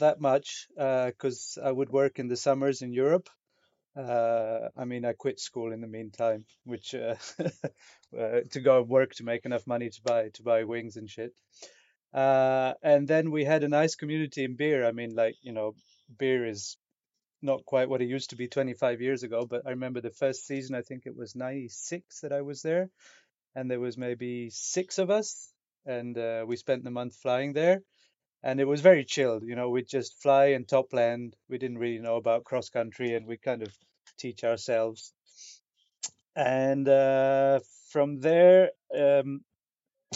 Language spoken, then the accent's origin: English; Manali, Himachal Pradesh, India; moved away as an adult; now in France; That's where I grew up in North India. And my mum's Italian, my dad was Indian, and I was born in Manali.